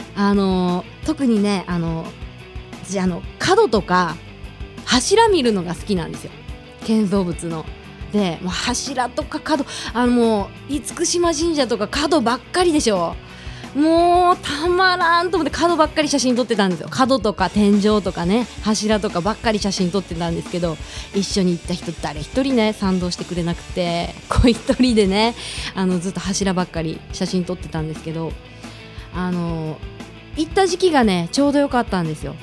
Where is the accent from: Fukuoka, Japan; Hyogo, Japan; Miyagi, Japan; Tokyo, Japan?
Fukuoka, Japan; accent: Hakata dialect; 博多に生まれてよかったってなりましたよ、本当に